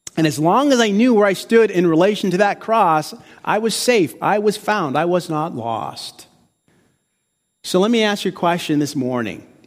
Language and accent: English; Windsor, Ontario, Canada; also born or lived in Chicago; I'm a Windsor-right guy, so I'm from Windsor.